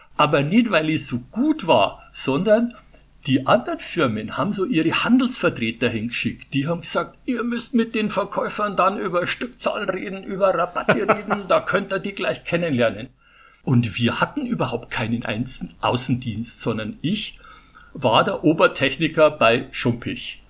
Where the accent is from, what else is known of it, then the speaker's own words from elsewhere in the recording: Putzbrunn, Bavaria, Germany; accent: Bavarian; moved away; also born or lived in Munich; ich bin in Putzbrunn geboren, oh. der Ort genau neben Ottobrunn, ja, und habe 37 Jahre in, in München gelebt. Also mein Bayerisch, das werde ich wahrscheinlich nie verlieren